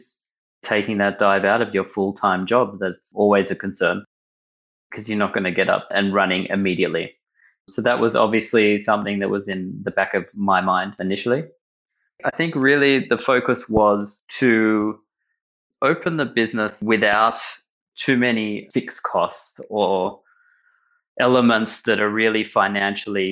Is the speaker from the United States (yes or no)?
no; Melbourne, Victoria, Australia; moved away as an adult; now in Berlin, Germany; I grew up in Melbourne in Australia, grew up in a Jewish community